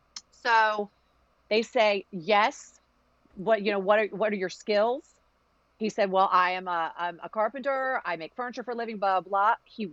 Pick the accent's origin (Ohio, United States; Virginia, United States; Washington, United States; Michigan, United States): Virginia, United States; Richmond; first language Greek; English is a second language; I grew up in Richmond, Virginia, to a very, very Greek family.